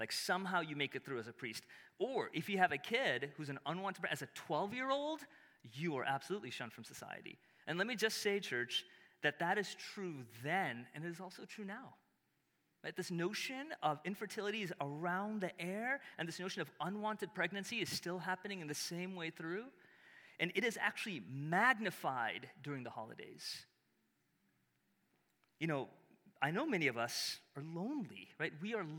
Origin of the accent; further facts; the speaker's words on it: Chicago, Illinois, United States; I'm from Chicago.